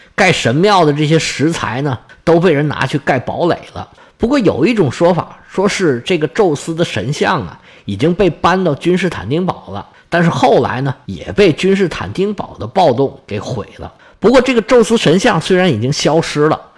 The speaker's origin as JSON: {"language": "Chinese", "country": "China", "said": "我们中国人"}